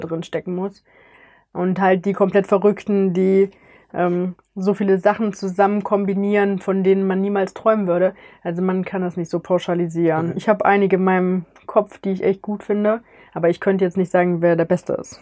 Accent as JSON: {"language": "German", "area": "near Cologne", "region": "North Rhine-Westphalia", "country": "Germany", "said": "ich komme aus Oberrad in der Nähe von Köln"}